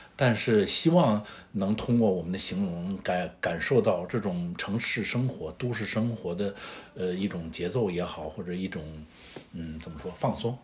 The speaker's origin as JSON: {"language": "Chinese", "region": "northern China", "country": "China", "moved": "yes", "lives_now": "Shanghai, China", "said": "我是北方人"}